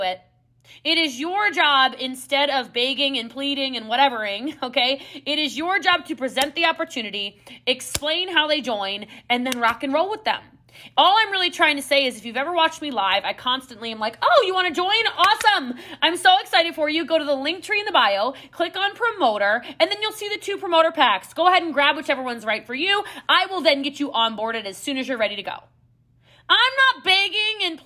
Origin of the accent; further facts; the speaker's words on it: Maryland, United States; I'm from Maryland, so like, you know, there's a lot of hills and mountains in the Appalachians